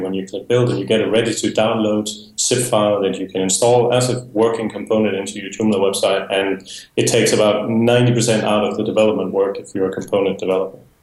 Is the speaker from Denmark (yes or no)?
yes; Denmark; moved away as an adult; now in Spain; I am originally from Denmark, uh, but I have uh, been living in Spain for the past 10 years